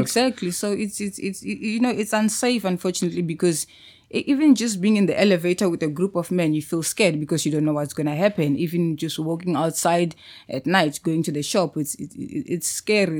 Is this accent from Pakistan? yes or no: no; Musina, Limpopo, South Africa; moved away as an adult; also born or lived in Pretoria, South Africa; now in Cape Town, South Africa; I'm from Limpopo